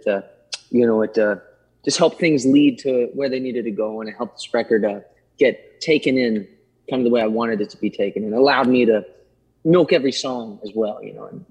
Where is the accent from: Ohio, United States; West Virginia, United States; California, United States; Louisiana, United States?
West Virginia, United States; Martinsburg; the theater that was in my hometown, it's called the Apollo Theater in Martinsburg